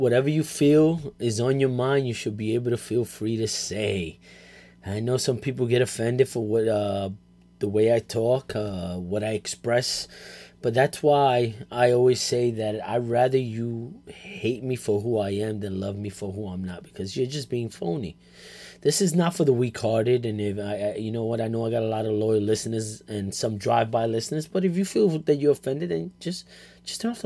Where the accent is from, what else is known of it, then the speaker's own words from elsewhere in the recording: New York City, New York, United States; I grew up in the South Bronx, born and raised